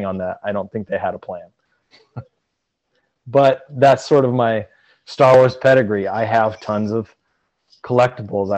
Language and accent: English; Michiana, Indiana, United States; I'm from Michiana